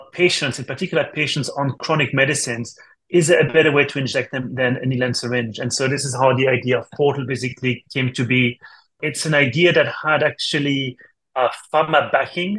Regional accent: France; English is a second language; moved away as an adult; also born or lived in Switzerland; now in United States; As you can tell from my accent, actually, I'm not from the States. I'm from France originally.

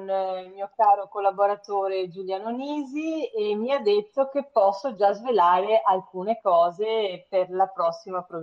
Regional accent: Venice, Veneto, Italy; vanno ricordiamo che sono veneziana

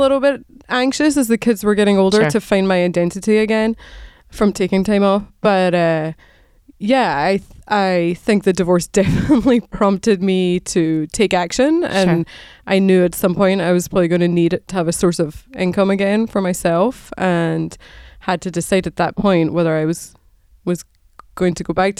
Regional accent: Scotland, United Kingdom; moved away as an adult; now in United States; So I grew up in Scotland, and I went to the University of Edinburgh and did nursing as my graduate degree, and moved to the States in the late 90s, and got married to an American

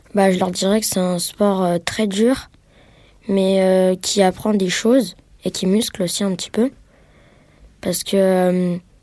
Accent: Bois-Colombes, Île-de-France, France; je viens de Bois-Colombes, c'est près de Paris

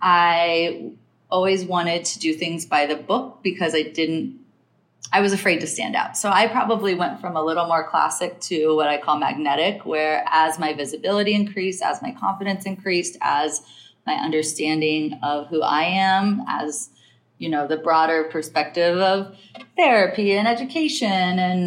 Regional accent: Midwest, United States; now in New York, United States; I'm like, but I'm still a Midwest girl, but I'm still a New Yorker.

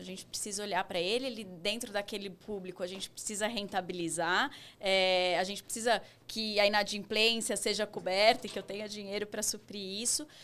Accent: São Paulo, Brazil; eu vivi minha infância, sou paulista paulistana, família paulista paulistana.

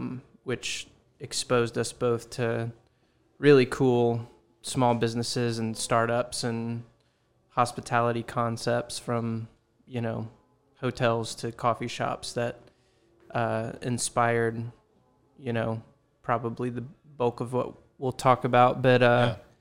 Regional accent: Lafayette, Louisiana, United States; also born or lived in Dallas; We're both originally from Lafayette, Louisiana.

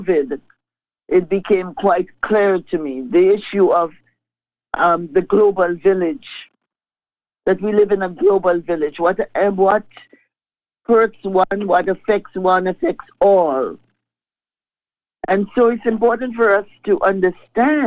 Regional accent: Grenada; moved away as an adult; now in Toronto, Canada; I was raised and the way that I grew up in the Grenada sense

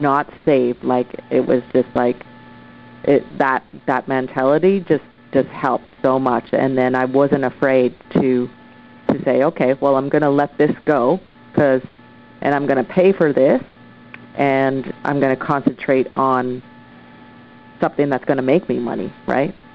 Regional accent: Oshawa, Ontario, Canada; now in Vancouver, Canada; I'm originally from Oshawa, Ontario. I moved across Canada to Vancouver, BC, and set up shop

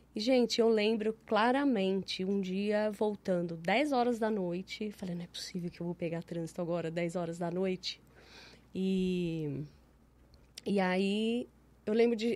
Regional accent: São Paulo, Brazil; moved away as an adult; now in Ribeirão Preto, Brazil; eu cresci em São Paulo. Eu cresci num bairro que chama Pompeia

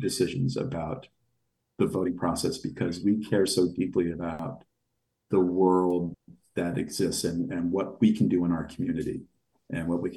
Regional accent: United States; also born or lived in Los Angeles, California; as an American

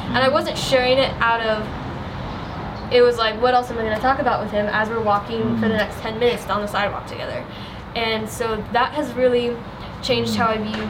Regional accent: United States; moved away as an adult; now in Albania; I'm sorry, I'm from America and it's what I do there.

